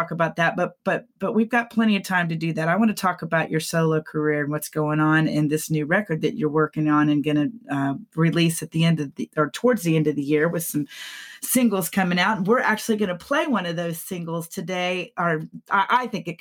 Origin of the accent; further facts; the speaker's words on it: McKinney, Texas, United States; my hometown of McKinney